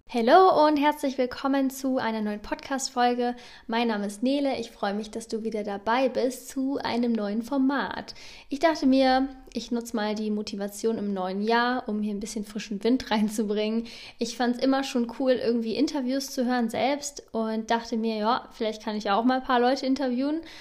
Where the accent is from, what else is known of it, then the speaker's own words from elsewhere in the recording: Northern Germany, Germany; moved away as an adult; also born or lived in Bern; Ich komme ursprünglich aus Norddeutschland